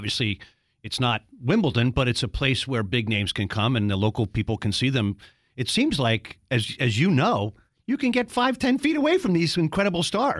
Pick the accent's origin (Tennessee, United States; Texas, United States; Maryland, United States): Maryland, United States; Baltimore; I'm from Baltimore.